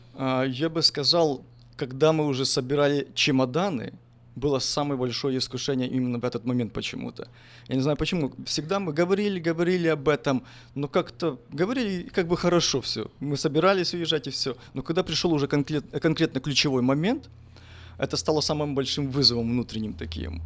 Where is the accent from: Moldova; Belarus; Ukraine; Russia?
Ukraine; Ternopil, Ternopil Oblast; moved away as an adult; also born or lived in United States; родился я в 1981 году э, в Украине, город Тернополь